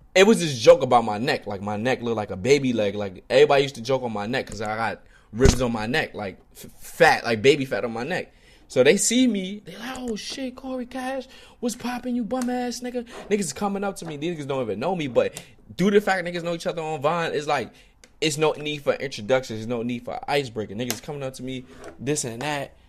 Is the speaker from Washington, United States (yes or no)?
no; New York, United States; I'm from New York